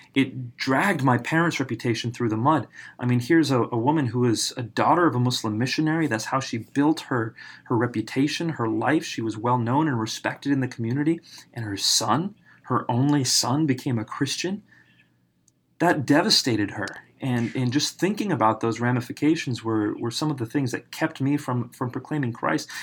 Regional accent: United States; I was raised in America

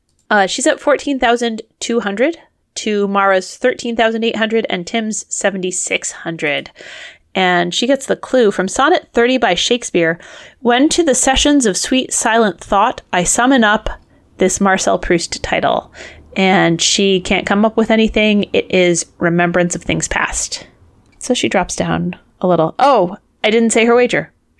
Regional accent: New England, United States; I grew up next to Connecticut and... I mean, not next to. Like, you know, I grew up in New England, right? Like, adjacent to Connecticut.

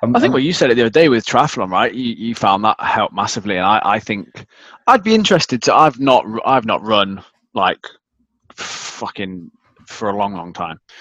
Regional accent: United Kingdom; I'm British

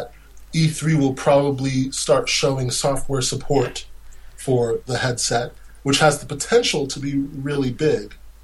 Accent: United States; I'm American

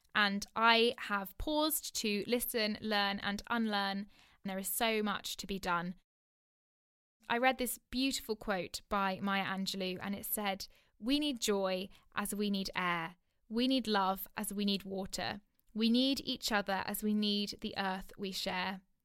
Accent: Oxford, South East England, United Kingdom; I'm currently living in my hometown in Oxford.

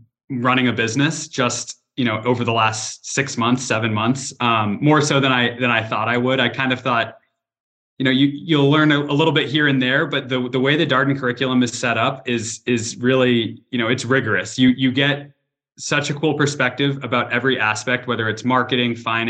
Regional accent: New Hampshire, United States; moved away as an adult; also born or lived in North Carolina; originally I'm from New Hampshire

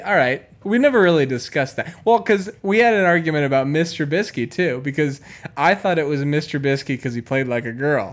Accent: Chicago, Illinois, United States; my hometown Chicago Bears

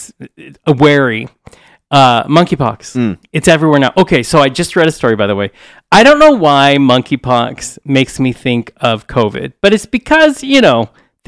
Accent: United States; I'm American

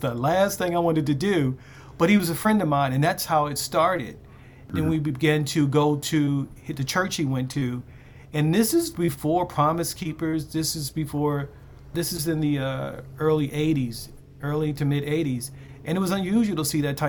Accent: Baltimore, Maryland, United States; growing up in Baltimore

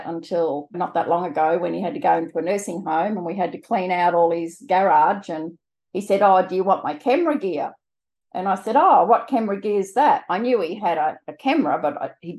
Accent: New South Wales, Australia; moved away as an adult; also born or lived in South Australia; now in Brisbane, Australia; I'm from Brisbane in Queensland, originally New South Wales, but married a Queenslander

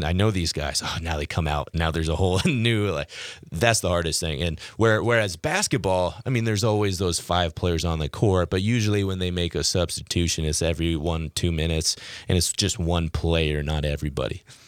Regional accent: Key Center, Washington, United States; moved away as an adult; also born or lived in Moorhead, Minnesota / Fargo, North Dakota; I'm from a town of 90 people called Key Center, Washington. It's an hour's uh, south of Seattle

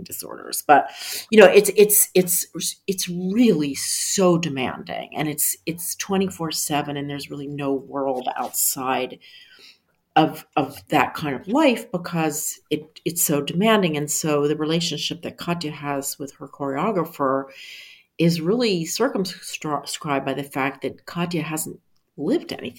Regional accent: Philadelphia, Pennsylvania, United States; I grew up in Philadelphia

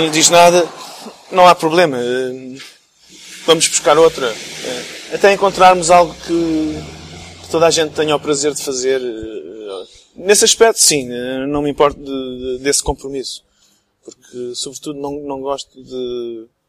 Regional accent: England, United Kingdom; also born or lived in Portugal / Texas, United States; now in Luxembourg; cresci na Inglaterra, vivi lá há 15 anos

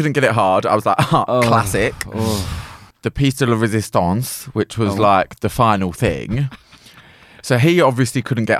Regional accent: United Kingdom; as being British

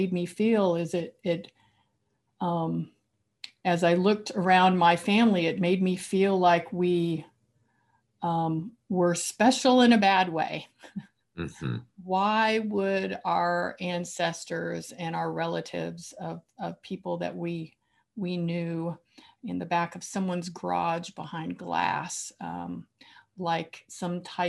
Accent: rural Oklahoma, United States; I grew up in rural Oklahoma

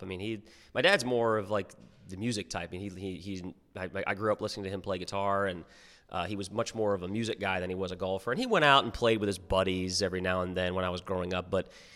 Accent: Norfolk, Virginia, United States; growing up in Norfolk

